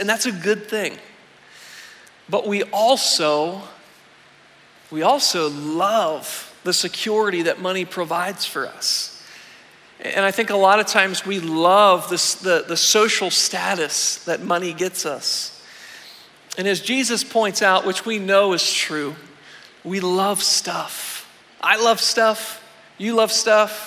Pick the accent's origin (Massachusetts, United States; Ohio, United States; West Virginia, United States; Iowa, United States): West Virginia, United States; Weirton; I grew up in Weirton, in the northern panhandle of the state.